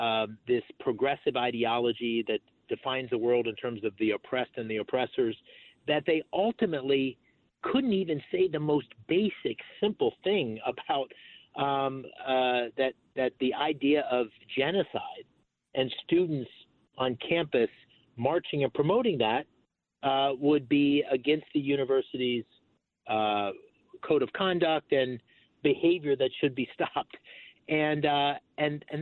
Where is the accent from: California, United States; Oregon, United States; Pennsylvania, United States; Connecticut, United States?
Pennsylvania, United States; Bloomsburg; where I grew up in Bloomsburg, Pennsylvania